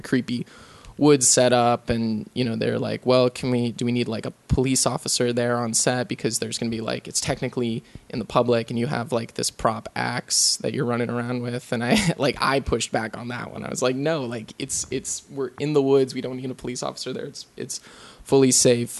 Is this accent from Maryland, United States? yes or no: yes; Lutherville, Maryland, United States; moved away; also born or lived in St. Thomas, U.S. Virgin Islands / Boston, Massachusetts / New York; the place I grew up or spent the longest time growing up in was Maryland